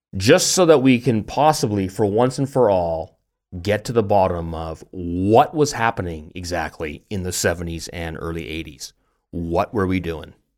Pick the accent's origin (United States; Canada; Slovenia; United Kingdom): Canada; also born or lived in Germany; now in Tübingen, Germany; we're Canadian